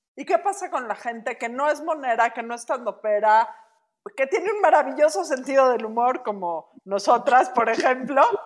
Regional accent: Mexico; como mexicanos

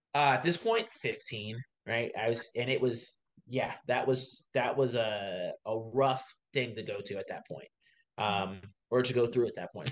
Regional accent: Baltimore, Maryland, United States; I am from Baltimore originally. Uh, that's my city. I love it there

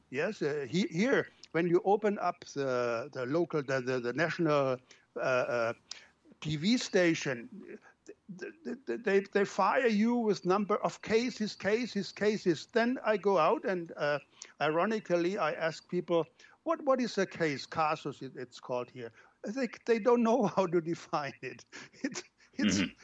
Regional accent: Germany; now in Brazil; I live outside of my home country

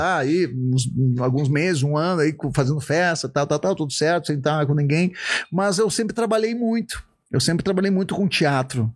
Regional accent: Novo Hamburgo, Rio Grande do Sul, Brazil; accent: gaúcho; also born or lived in Estância Velha; Eu moro numa cidade bem tranquila, que é Estância Velha, que é perto de Novo Hamburgo, onde eu nasci

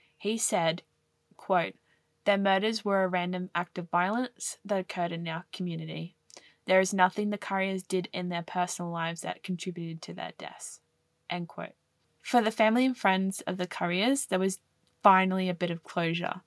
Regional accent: Australia; as an Australian

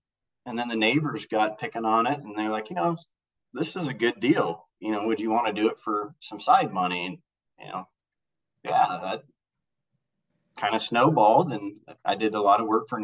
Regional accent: Northeast Nebraska, United States; I'm from Northeast Nebraska

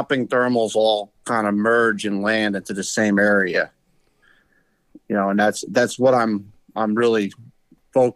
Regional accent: New Jersey, United States; also born or lived in Adirondacks, New York; I was born in New Jersey, and then I grew up going up in the Adirondacks all summer and during the hunting season

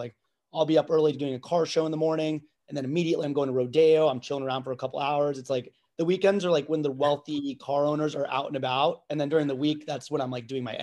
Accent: Tucson, Arizona, United States; also born or lived in Los Angeles, California; now in Dallas, United States; I grew up in Tucson, Arizona

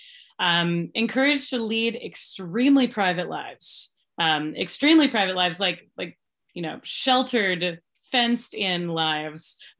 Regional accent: Seattle suburbs, Washington, United States; I grew up on the West Coast in the Seattle suburbs

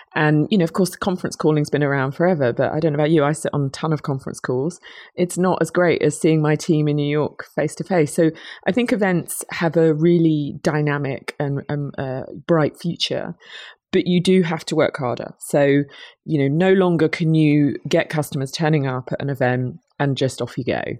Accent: United Kingdom; accent: British; I'm a Brit, you might tell from my accent.

